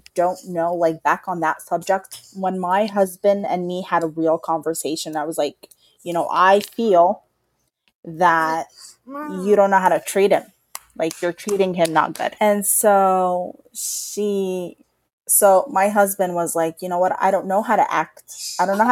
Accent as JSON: {"language": "English", "region": "New York", "country": "United States", "tie": "born or raised there", "said": "I was raised in New York in a public school"}